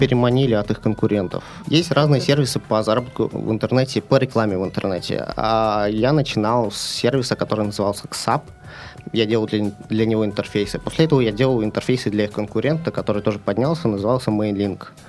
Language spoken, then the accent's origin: Russian; near Moscow, Moscow Oblast, Russia; now in Saint Petersburg, Russia; Я родился в Питере, но поскольку у меня отец был космонавт, программист, нас отправили под Москву жить